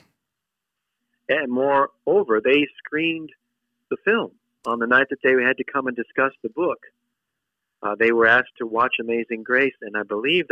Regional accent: United States; as an American of British heritage

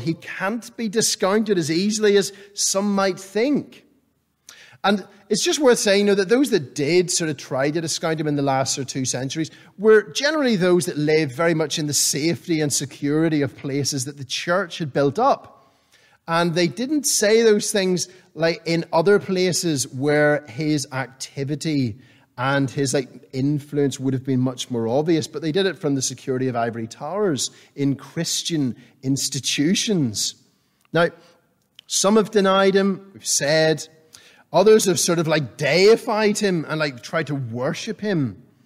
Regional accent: Northern Ireland, United Kingdom; growing up in Northern Ireland, I was used to the cold and the damp and the wet of summer

